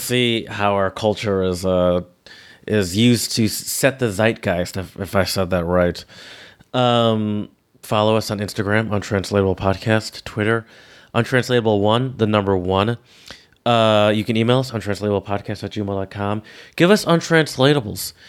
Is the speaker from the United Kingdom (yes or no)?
no; Detroit, Michigan, United States; I'm from the Metro Detroit